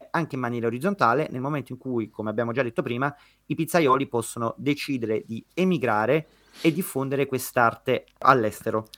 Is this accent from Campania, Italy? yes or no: yes; Naples, Campania, Italy; io da napoletano